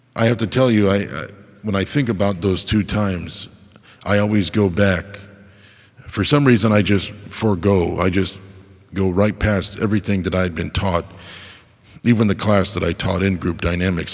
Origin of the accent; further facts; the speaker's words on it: United States; I was born in America